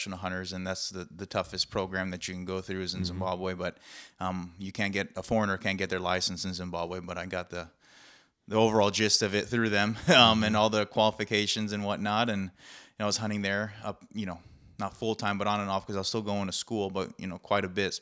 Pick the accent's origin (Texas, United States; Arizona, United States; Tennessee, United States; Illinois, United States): Illinois, United States; Chicago; I grew up in Chicago